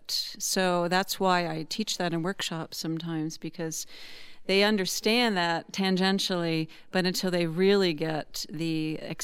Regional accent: Washington, District of Columbia, United States; now in Utah, United States; I'm from the East Coast, Washington, D.C., but I've lived in Utah for decades now

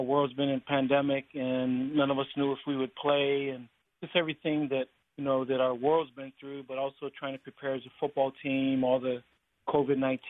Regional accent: La Jolla, California, United States; I grew up in La Jolla, which is predominantly, you know, LDS

